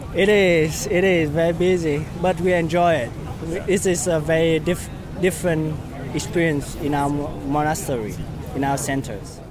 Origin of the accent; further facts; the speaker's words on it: Vietnam; now in New York, United States; I'm from, originally, uh, from Vietnam, but, uh, I live in, uh, New York right now